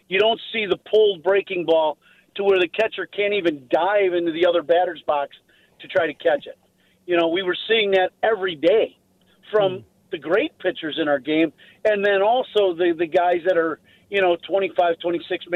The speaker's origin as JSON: {"language": "English", "town": "Chicago", "region": "Illinois", "country": "United States", "said": "South side of Chicago"}